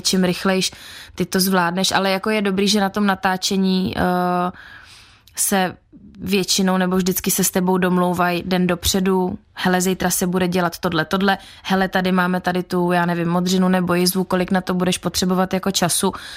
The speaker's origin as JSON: {"language": "Czech", "country": "Czechia", "said": "u nás v Čechách"}